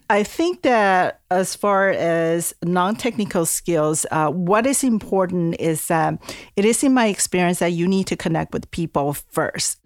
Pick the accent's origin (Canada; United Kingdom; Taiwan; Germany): Taiwan; English is a second language; moved away as an adult; also born or lived in California, United States / East Coast, United States; now in United States; I'm originally from Taiwan. I came to the U S when I was eighteen years old for college